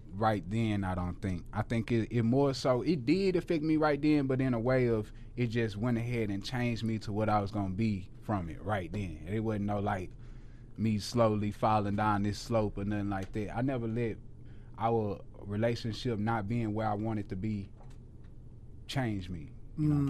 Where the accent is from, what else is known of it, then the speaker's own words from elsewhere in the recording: Houston, Texas, United States; moved away as an adult; now in Dallas, United States; I had never lived nowhere outside of Houston